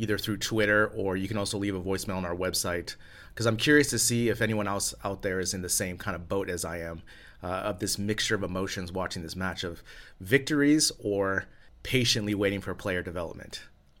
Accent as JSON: {"language": "English", "country": "United States", "moved": "as an adult", "lives_now": "Spain", "said": "As an American living abroad here in Spain"}